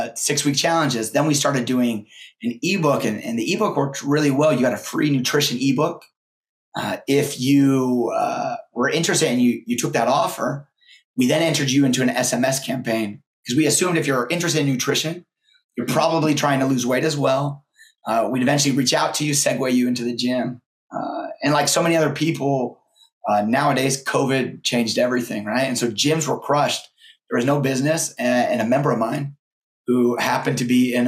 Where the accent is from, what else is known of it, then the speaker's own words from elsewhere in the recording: Boise, Idaho, United States; I'm from Boise, Idaho, and I wanted to get back home where my family lived